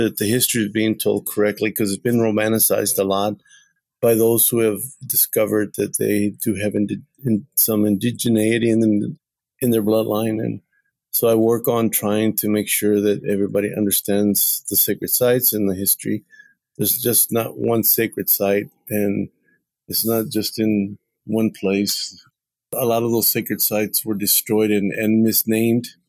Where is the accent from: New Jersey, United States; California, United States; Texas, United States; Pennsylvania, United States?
Texas, United States; born or raised there